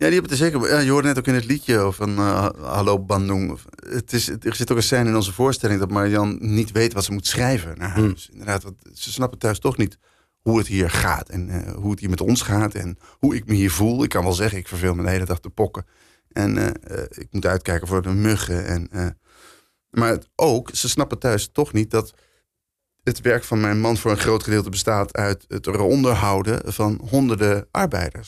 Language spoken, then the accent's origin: Dutch; Netherlands; wij als Nederlanders